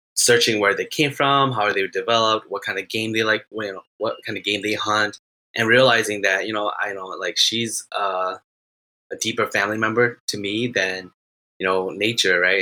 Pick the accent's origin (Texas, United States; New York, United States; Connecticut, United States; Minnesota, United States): Minnesota, United States; I am from Minnesota.